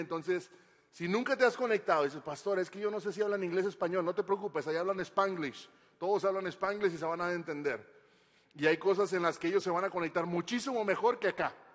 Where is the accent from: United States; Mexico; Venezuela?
Mexico; Monterrey, Nuevo León; soy regio